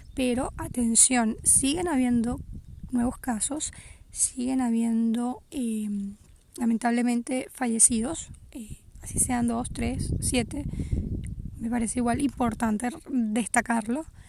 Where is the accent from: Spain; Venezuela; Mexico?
Venezuela; moved away as an adult; also born or lived in Portugal; Yo desde que emigré de Venezuela